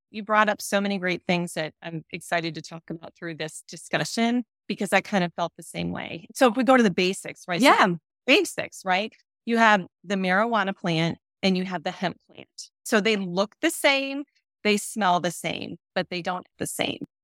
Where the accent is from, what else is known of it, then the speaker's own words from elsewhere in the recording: North Carolina, United States; I'm from North Carolina and the company that I'm with is based in North Carolina